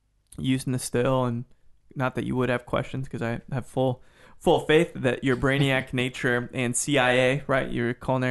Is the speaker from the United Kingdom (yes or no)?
yes; United Kingdom; A Brit guy or a... I'm a Brit guy.